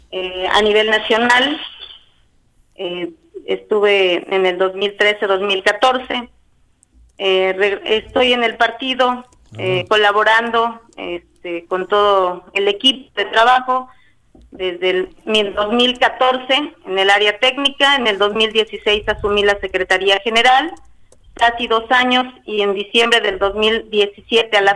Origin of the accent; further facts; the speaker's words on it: Ayala, Morelos, Mexico; vengo del municipio de Ayala, zapatista, soy revolucionaria